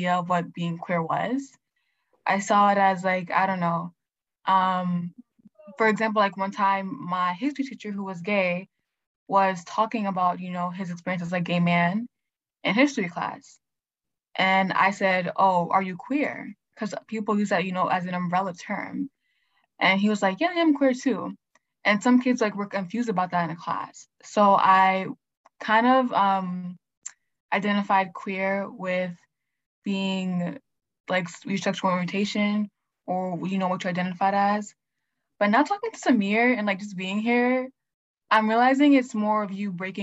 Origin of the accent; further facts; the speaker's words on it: Boston, Massachusetts, United States; I'm from Boston